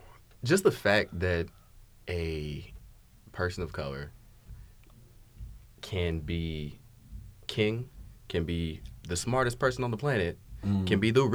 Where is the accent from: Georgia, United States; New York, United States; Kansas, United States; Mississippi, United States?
Kansas, United States; Lawrence; also born or lived in Tulsa; Born and raised in Lawrence, Kansas. Went to school down in Tulsa